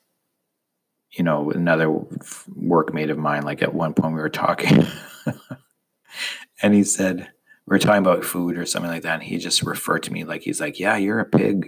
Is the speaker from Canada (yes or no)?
yes; Canada; moved away as an adult; also born or lived in United States; I'm Canadian, and living in the States is a weird kind of thing